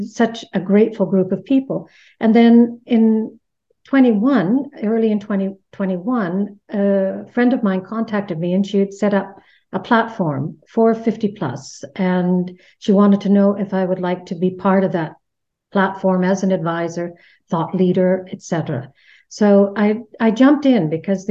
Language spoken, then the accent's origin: English; Canada; moved away as an adult; now in Netherlands; I'm Canadian, living here in the Netherlands for 30 years now this year.